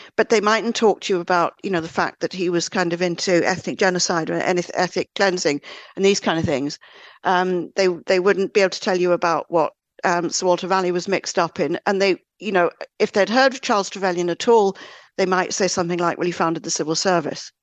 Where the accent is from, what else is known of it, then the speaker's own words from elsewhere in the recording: Northern Ireland, United Kingdom; moved away; also born or lived in Great Britain; growing up in Northern Ireland, then moving over to, to the U K